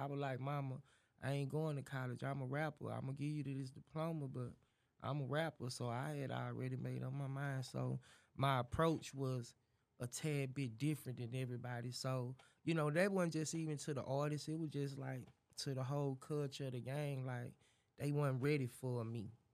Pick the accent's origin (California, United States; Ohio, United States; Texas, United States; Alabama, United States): Texas, United States; Dallas; I'm from Dallas. Dallas, Fort Worth, West Dallas, to be exact, but yeah, D Town